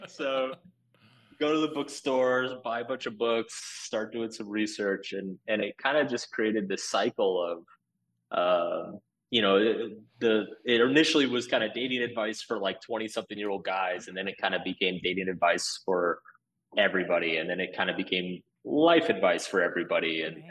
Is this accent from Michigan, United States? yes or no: no; Austin, Texas, United States; moved away as an adult; also born or lived in Boston; So I was born in Austin, Texas. Um, so I, I lived in Austin before it was cool.